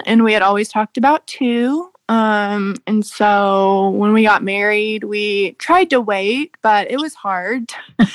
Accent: San Antonio, Texas, United States; I grew up in San Antonio

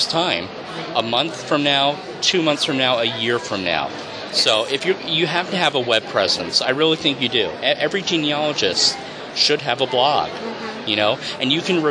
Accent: New York, United States; Christmas traditions where I grew up in New York

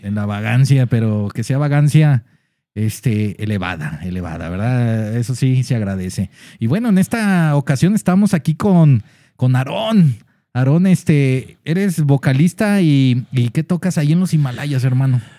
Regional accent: Guadalajara, Jalisco, Mexico; nosotros como tapatíos

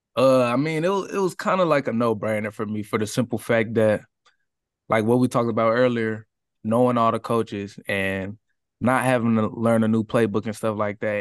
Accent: Katy, Texas, United States; I grew up in the Katy area

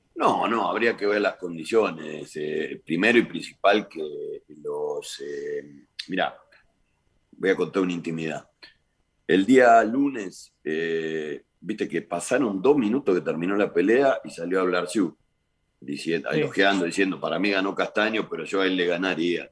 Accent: Argentina; nosotros como, argentinos

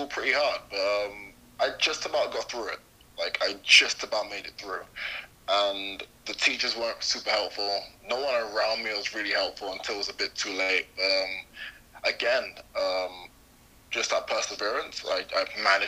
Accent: London, United Kingdom; I grew up mainly in London, so a pretty urban area called Hackney, which is where I am right now, actually

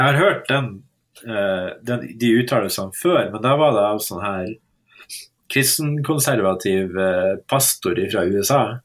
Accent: Northern Norway, Norway; som nordlending

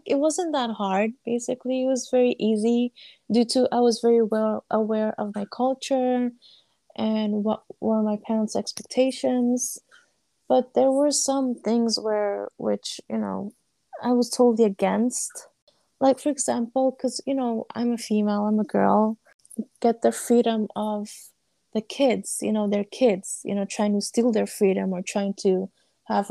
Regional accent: United States; I was born and raised here, but my family's nationality is Afghanistan

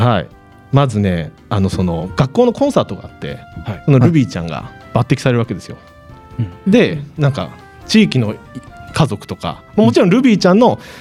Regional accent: Hokkaido, Japan; 私生まれも育ちも北海道

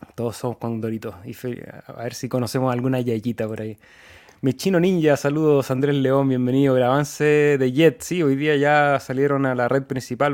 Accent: Chile; Nosotros somos de Chile

